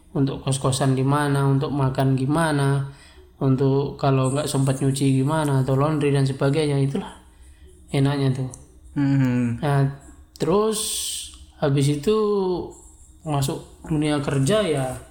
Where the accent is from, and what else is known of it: East Java, Indonesia; accent: medok; moved away as an adult; also born or lived in Bogor